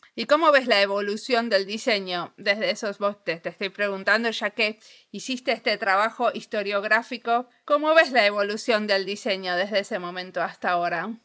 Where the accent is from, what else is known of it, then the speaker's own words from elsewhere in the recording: Argentina; soy argentina